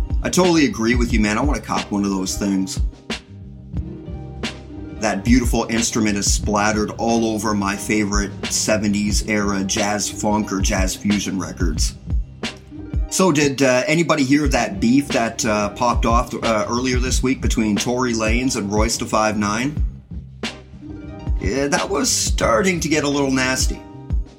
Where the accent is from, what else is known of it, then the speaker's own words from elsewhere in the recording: Canada; I'm Canadian too